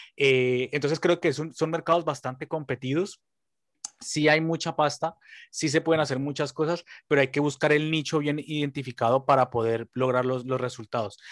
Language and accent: Spanish; Colombia; como decimos los colombianos